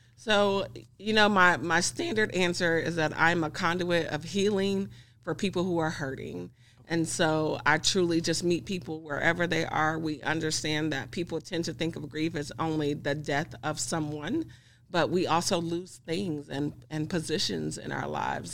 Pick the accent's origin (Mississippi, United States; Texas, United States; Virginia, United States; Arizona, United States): Mississippi, United States; Greenville; now in Kansas, United States; I'm originally from Mississippi